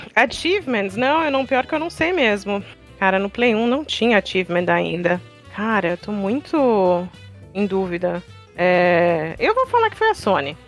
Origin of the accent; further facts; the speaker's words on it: Germany; now in Brazil; eu nasci na Alemanha